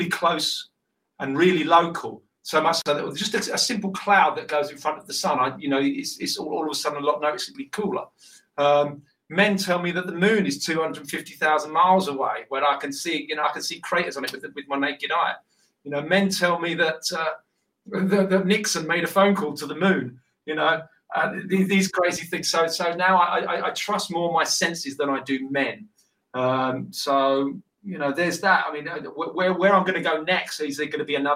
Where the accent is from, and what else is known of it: United Kingdom; accent: British